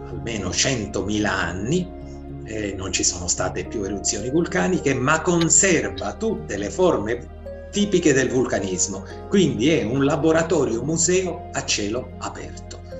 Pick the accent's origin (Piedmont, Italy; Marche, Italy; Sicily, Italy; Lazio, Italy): Sicily, Italy; Ustica; born there; ce l'avevo perché sono nato a Ustica, sono nato in una terra vulcanica